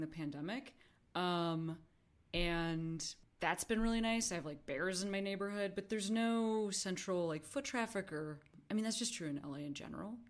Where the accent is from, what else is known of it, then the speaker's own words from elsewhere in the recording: Chicago, Illinois, United States; moved away; also born or lived in Vancouver; I'm from Chicago